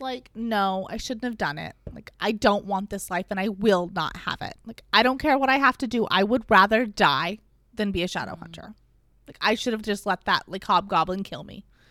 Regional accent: United States; I'm an American pig

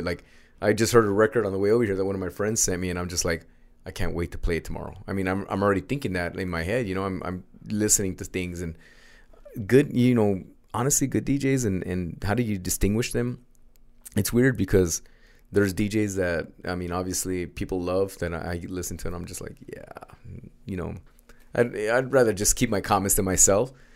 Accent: United States; first language Spanish; English is a second language; a young teenage American D J

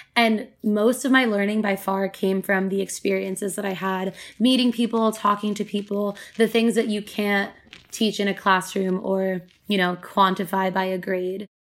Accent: United States; growing up in America

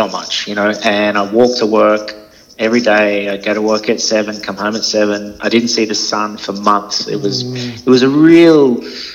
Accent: Australia; I'm from Australia

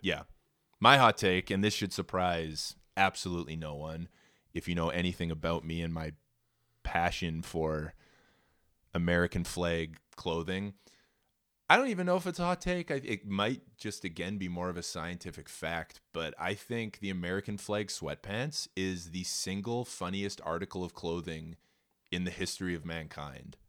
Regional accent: Edmonton, Alberta, Canada; I'm the only fucking purebred Albertan of the litter, bud. I was born in Edmonton

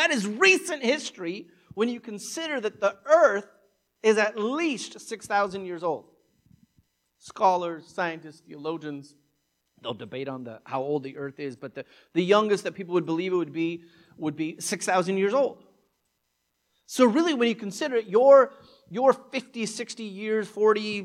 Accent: United States; as an American

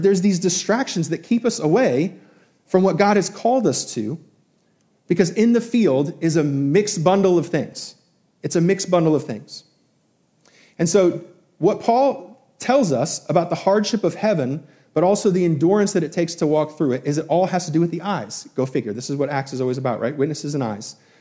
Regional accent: Albany, New York, United States; growing up in New York, going to SUNY Albany

